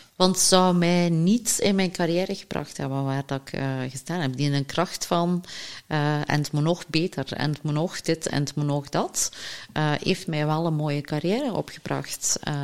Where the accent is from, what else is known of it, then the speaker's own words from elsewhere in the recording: Flanders, Belgium; als Vlamingen